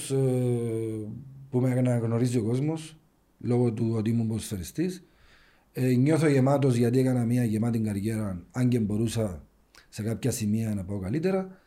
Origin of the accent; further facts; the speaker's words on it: Ayia Napa, Famagusta District, Cyprus; επειδή είμαι και από την Αγία Νάπα, έβλεπα ότι η Αγία Νάπα σε θέματα ακαδημιών ε, δεν υπάρχει το πράγμα εκεί. Και λόγω του ότι είμαι από του μόνου Νάπα που παίξαν μπάλα, ήθελα να βοηθήσω το χωριό μου